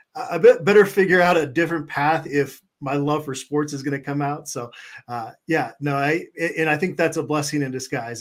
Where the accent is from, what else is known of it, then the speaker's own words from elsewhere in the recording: Minneapolis, Minnesota, United States; moved away; also born or lived in Phoenix, Arizona; I was born in Minneapolis, moved to, uh, Phoenix, where I went to Arizona State